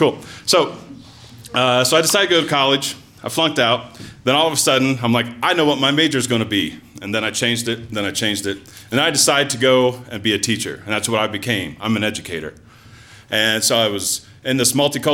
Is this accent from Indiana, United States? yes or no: yes; Randolph County, Indiana, United States; moved away; I'm from Randolph County, Indiana.